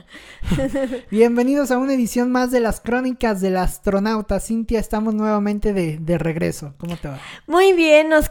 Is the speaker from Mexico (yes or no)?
yes; Mexico